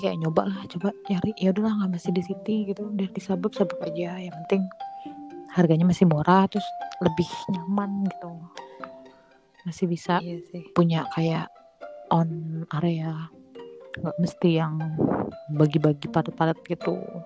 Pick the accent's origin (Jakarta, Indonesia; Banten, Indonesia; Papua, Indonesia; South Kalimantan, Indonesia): Jakarta, Indonesia; accent: South Jakarta (Jaksel) speech; moved away; aku anak Jakarta Selatan banget